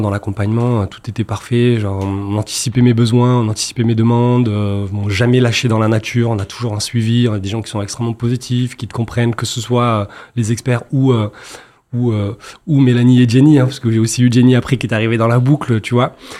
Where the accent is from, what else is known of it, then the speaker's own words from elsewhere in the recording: Marseille, Provence-Alpes-Côte d'Azur, France; je suis marseillais